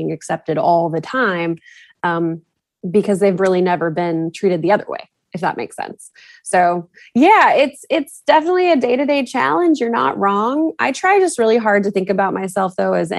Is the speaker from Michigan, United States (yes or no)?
no; Texas, United States; moved away as an adult; also born or lived in New England; I moved back to Texas probably 7 years ago